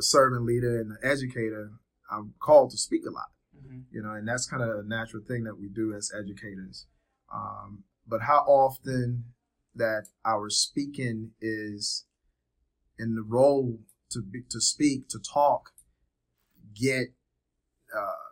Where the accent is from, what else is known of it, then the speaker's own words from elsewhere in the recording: Trenton, New Jersey, United States; moved away as an adult; also born or lived in Liberia; now in Georgia, United States; lived in Trenton, New Jersey when I came to this country. Grew up in Trenton, New Jersey.